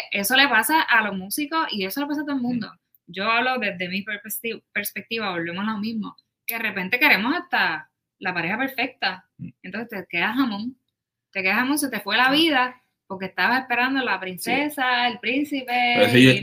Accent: Puerto Rico; Yo soy del pueblo de Macao. Así que en, Puerto Rico

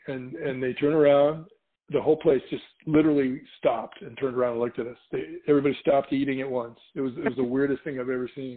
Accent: California, United States; now in Portland, United States; I'm from California where it's brown

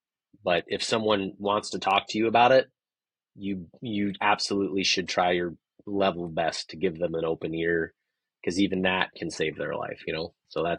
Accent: Chicago, Illinois, United States; Chicago, I don't know, as far as I'm concerned, is the greatest metropolitan city in America.

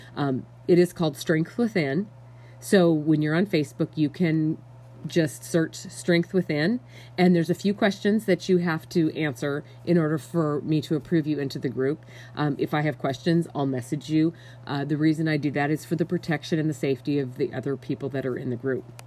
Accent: Montana, United States; I was raised in Montana.

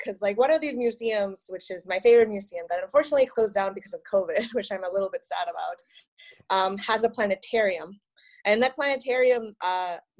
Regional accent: Monterrey, Nuevo León, Mexico; first language Spanish; English is a second language; now in Michigan, United States; I grew up in Mexico in a city called Monterrey. It's somewhere in the north

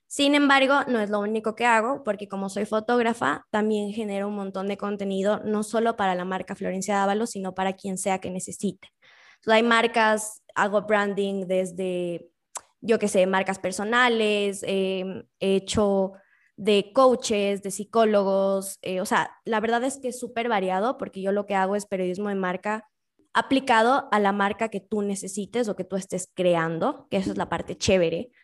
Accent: Quito, Pichincha, Ecuador; soy quiteña, quiteña de corazón, es más, es chistoso, nací el día antes de la independencia de Quito

